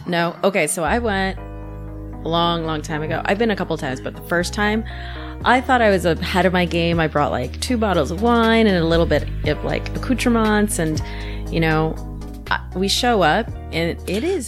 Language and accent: English; Orange County, Southern California, United States; moved away as an adult; also born or lived in Mexico City, Mexico / San Francisco, United States; now in Chicago, United States; I grew up in sunny Southern California